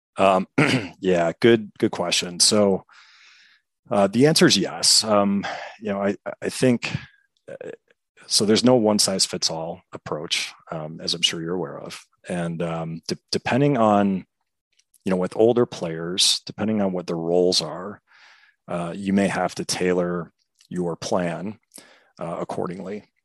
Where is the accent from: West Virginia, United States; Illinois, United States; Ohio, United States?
Illinois, United States; Chicago; also born or lived in De Pere, Wisconsin; I'm born and raised in Chicago, uh, particular the southwest suburbs